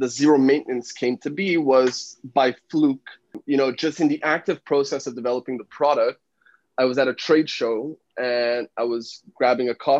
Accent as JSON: {"language": "English", "country": "Canada", "moved": "as an adult", "lives_now": "Shanghai, China", "said": "So I moved from Canada. I'm originally Canadian"}